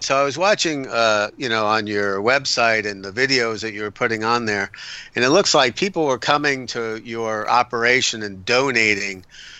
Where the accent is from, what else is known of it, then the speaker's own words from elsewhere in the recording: Wilmington, North Carolina, United States; And so we're from Wilmington.